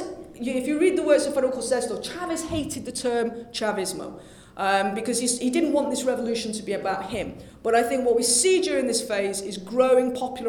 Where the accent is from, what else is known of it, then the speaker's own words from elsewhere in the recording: United Kingdom; being British